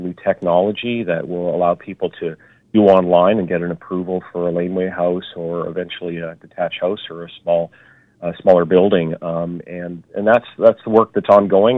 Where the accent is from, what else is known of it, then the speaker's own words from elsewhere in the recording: Vancouver, British Columbia, Canada; I grew up in South Van as well and in the Killarney area